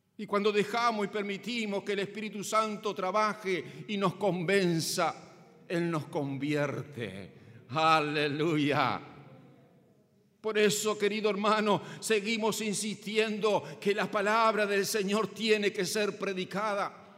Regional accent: Paysandú, Uruguay; Sigo siendo patriota, sigo siendo uruguayo, sigo siendo sanducero

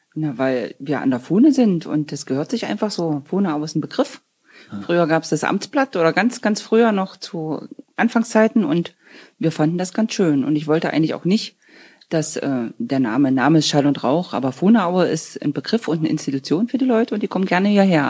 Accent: Wieskau, Saxony-Anhalt, Germany; also born or lived in Dessau; now in Gröbzig, Germany; Wiesgau ist ja mein Geburtsort zwar nicht, aber habe ich mein ganzes Leben gelebt

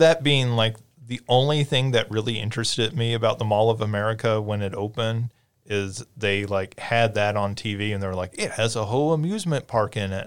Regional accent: Paducah, Kentucky, United States; moved away; Paducah, which is where I'm from

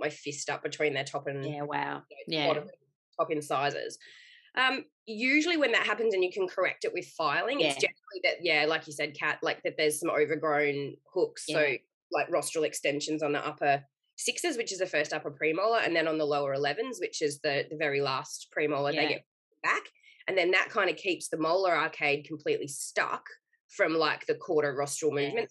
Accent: Victoria, Australia; moved away as an adult; now in Queensland, Australia; I'm originally from Victoria

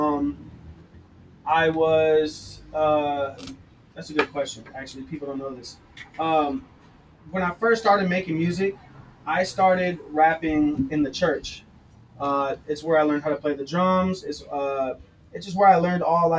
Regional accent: Torrance, California, United States; I come from Torrance, California, not a little city, but it's a good sized city

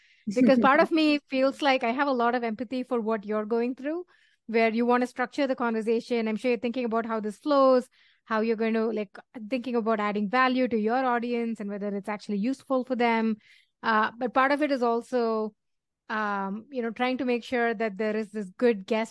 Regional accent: Chennai, Tamil Nadu, India; moved away; also born or lived in New Delhi; I grew up in Chennai, New Delhi first and then Chennai after.

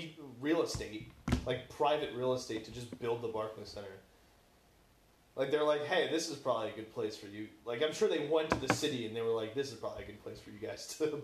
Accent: Long Island, New York, United States; moved away as an adult; now in Hoboken, United States; So I'm from Long Island for the listeners originally

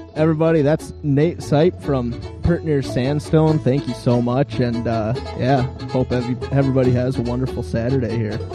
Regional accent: Grand Rapids, Minnesota, United States; I grew up in Grand Rapids, and we're on the caboose end of the Iron Range

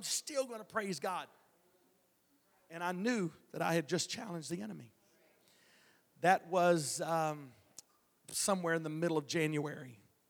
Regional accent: Texas, United States; Listen, I'm big. I'm from Texas.

